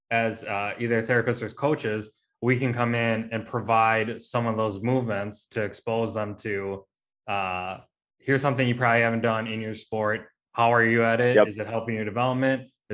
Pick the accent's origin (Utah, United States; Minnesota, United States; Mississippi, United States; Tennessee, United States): Minnesota, United States; Roosevelt; growing up in Roosevelt, the only thing I knew is like go work out the high school